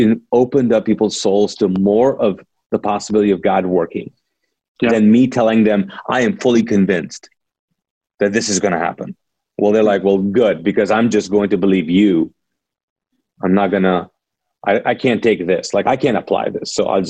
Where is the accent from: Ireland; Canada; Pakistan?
Pakistan; also born or lived in Middle East; now in United States; I'm a Pakistani, ex-Muslim, born in the Middle East, came to here after the Gulf War '92